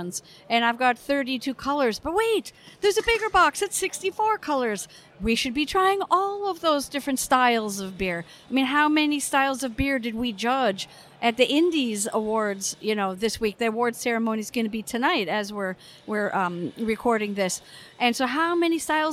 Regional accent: United States; as an American

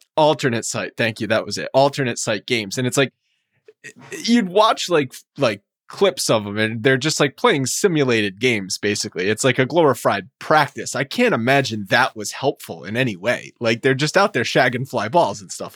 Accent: New England, United States; moved away; I'm from New England originally

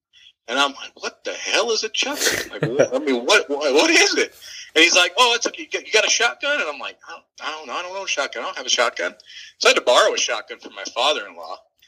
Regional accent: Los Angeles, California, United States; born there; also born or lived in Washington; We're kind of a nomadic family. I was born in Los Angeles, moved to Northern California, lived there for a while. We moved on up to Northern Washington, up on the border, just north of a city called Bellingham.

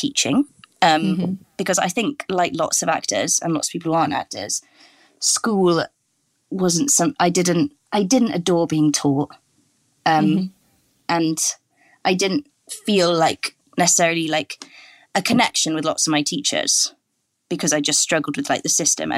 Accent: Welsh, Wales, United Kingdom; I'm Welsh speaking.

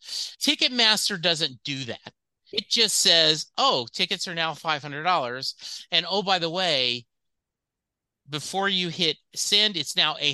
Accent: Dallas, Texas, United States; I'm a Dallas Cowboy fan. I'm from Dallas.

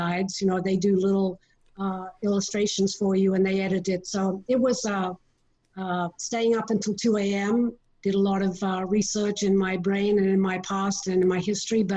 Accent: Sydney, New South Wales, Australia; moved away; also born or lived in Detroit, Michigan; I'm from Sydney, Australia, and we lived with my grandparents for a while

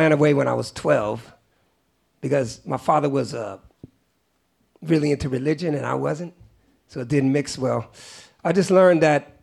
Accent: Oakland, California, United States; also born or lived in Great Barrington, Massachusetts; I was always growing up in the Bay Area, I was always the weird kid. When I was in West Oakland

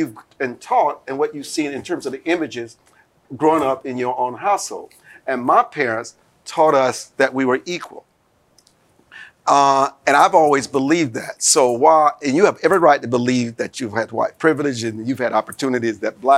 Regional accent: Deep South, United States; I grew up in the Deep South, yes, on my parents' farm

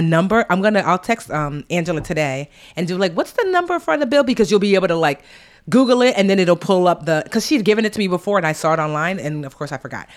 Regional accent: United States; I'm, you know, born and raised here

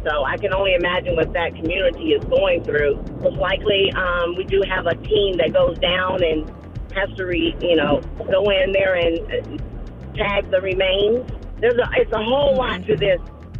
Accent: Houston, Texas, United States; I'm from Houston, so, I mean, it was very, very bad.

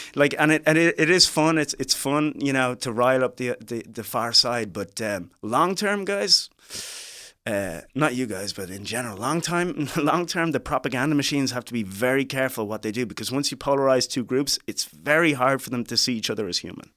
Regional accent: Ireland; moved away; also born or lived in Liberia; growing up in Ireland

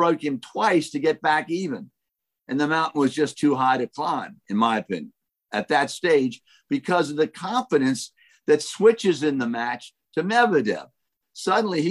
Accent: Washington, District of Columbia, United States; I grew up in Washington, D.C.

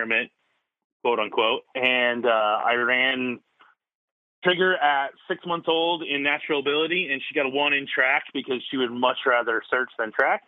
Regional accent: Des Moines, Iowa, United States; also born or lived in St. Louis, Missouri; I live in Des Moines, Iowa, which is about smack dab center of the state, state capital. Lived here basically since I was 1 year old. I was born in St. Louis, and then my dad got a job and moved up here and been here ever since

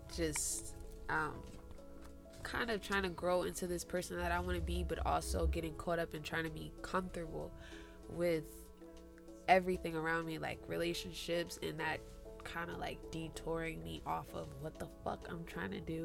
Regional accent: Jersey City, New Jersey, United States

